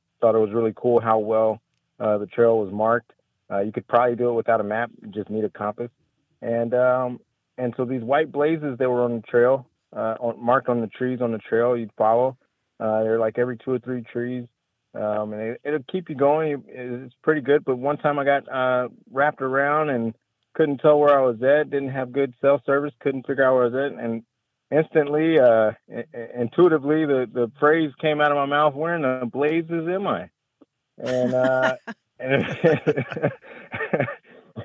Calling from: Waco, Texas, United States; I'm calling from Waco, Texas

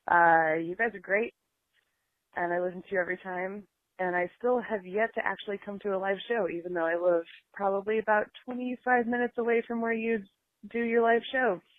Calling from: Oregon City, Oregon, United States; I'm calling from Oregon City from my front porch

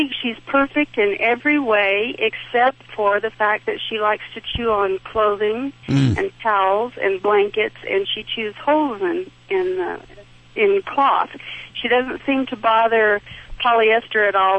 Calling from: Thoreau, New Mexico, United States; I'm calling from a little town in New Mexico called Thoreau.

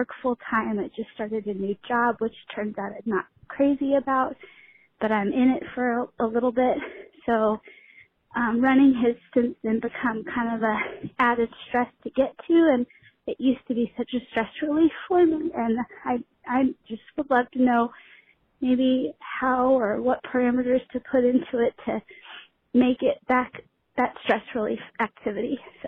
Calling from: South Carolina, United States; I'm calling from South Carolina.

